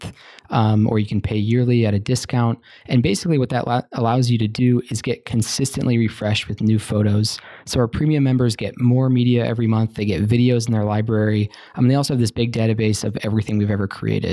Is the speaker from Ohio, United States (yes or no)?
yes; Ohio, United States; We're both from Ohio